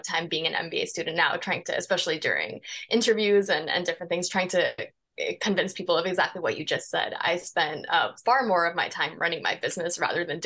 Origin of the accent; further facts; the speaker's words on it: Florida, United States; moved away as an adult; also born or lived in New York; I grew up in Florida